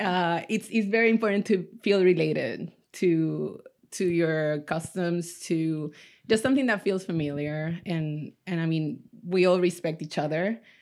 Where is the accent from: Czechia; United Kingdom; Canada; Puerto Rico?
Puerto Rico; now in Orange County, United States; I'm originally from Puerto Rico